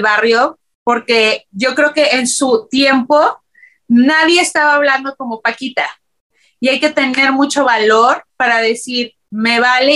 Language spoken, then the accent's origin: Spanish; Mexico City, Mexico; moved away as an adult; now in Los Angeles, United States; Yo nací, y crecí en la Ciudad de México